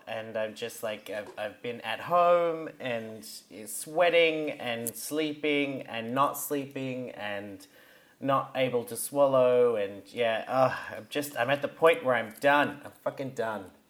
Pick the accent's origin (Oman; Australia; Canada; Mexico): Australia; now in Berlin, Germany; I'm Australian